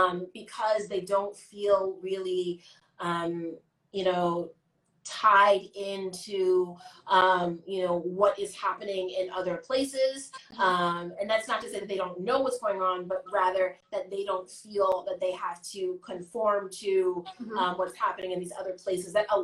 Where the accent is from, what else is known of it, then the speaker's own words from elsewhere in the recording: Chicago, Illinois, United States; I'm from the West Side